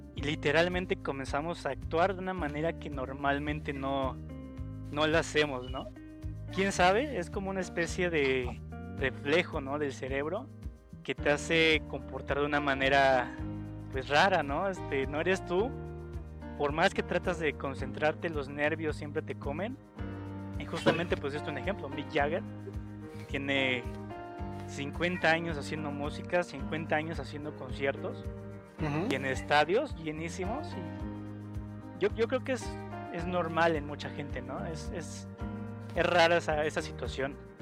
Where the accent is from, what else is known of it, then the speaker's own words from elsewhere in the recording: Mexico; entre mexicanos somos también eh, celosos